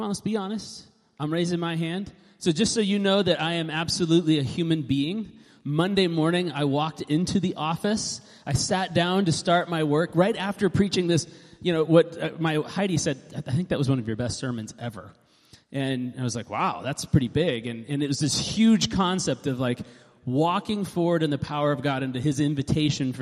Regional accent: Alaska, United States; moved away; also born or lived in west side; I grew up like in Alaska and then lived on the west side for 15 years

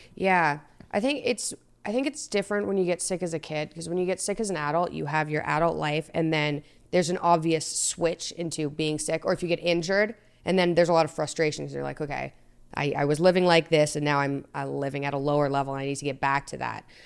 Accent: Toronto, Ontario, Canada; also born or lived in Montreal, Canada / Boston, United States; at thirteen, I was in Toronto.

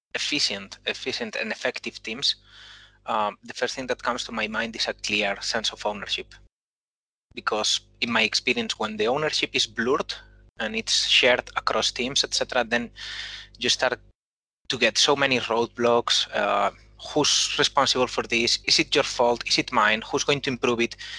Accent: Spain; accent: Spanish; English is a second language; moved away as an adult; now in Copenhagen, Denmark; I'm Spanish, as my accent already says

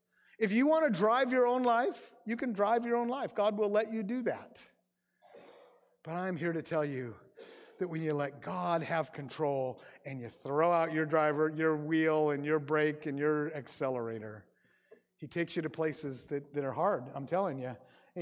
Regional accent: Grays Harbor, Washington, United States; Like I said, I grew up in Grays Harbor and my parents were in medicine.

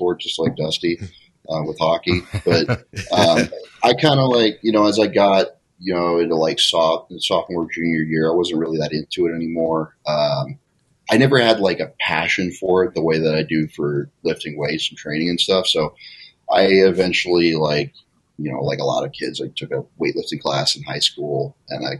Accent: Washington, United States; moved away; also born or lived in Oregon; I'm from Washington originally

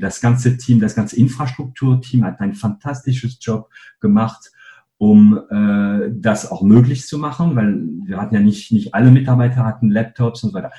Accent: northern France, France; German is a second language; moved away as an adult; also born or lived in Paris / Cologne; now in Germany; ich bin gebürtiger Franzose. Ähm, aufgewachsen bin ich in einem kleinen Dorf in Nordfrankreich.

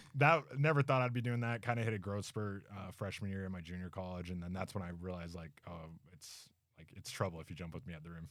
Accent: Logan, Utah, United States; we grew up right there in Logan

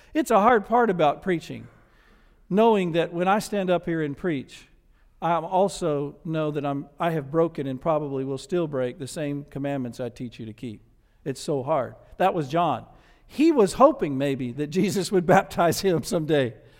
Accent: the South, United States; accent: Southern; I was from the South and had a Southern accent

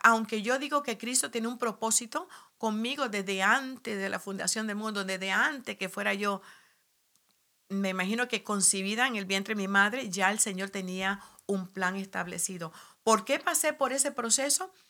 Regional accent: Puerto Rico; moved away as an adult; also born or lived in New York City, United States; soy nacida en Nueva York, como dijiste, y de padres puertorriqueños. Eh, a la edad de cinco años yo viajé a Puerto Rico

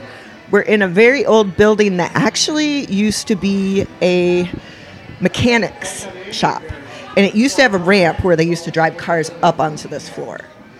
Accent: Traverse City, Michigan, United States; now in Marquette, United States; I grew up in Traverse City.

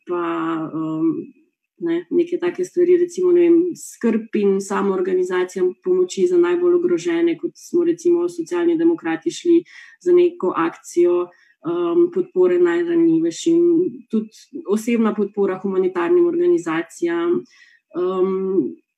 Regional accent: Slovenia; smo Slovenci

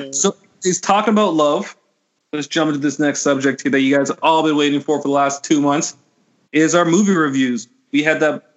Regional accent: Burlington, Ontario, Canada; growing up in Burlington, growing up as a child, like in like suburbs on Ontario

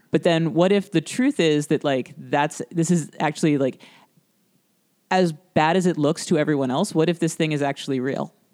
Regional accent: Florida, United States; And like, I'm I'm from South Florida, so yes, yeah, standing water.

